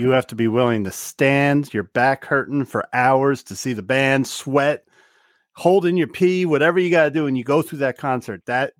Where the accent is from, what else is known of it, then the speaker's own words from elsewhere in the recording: New Jersey, United States; I'm from New Jersey.